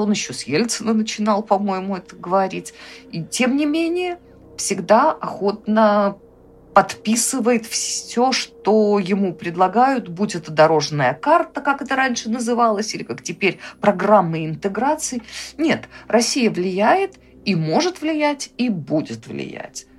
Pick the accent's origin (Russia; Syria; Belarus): Belarus; мы, белорусы